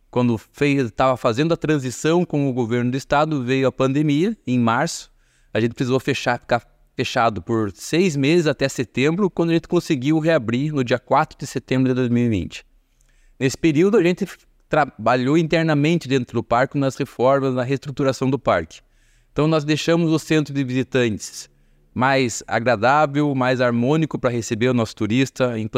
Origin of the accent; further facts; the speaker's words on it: Paraná, Brazil; nós como paranaenses, não conhecer um dos ícones do turismo no estado.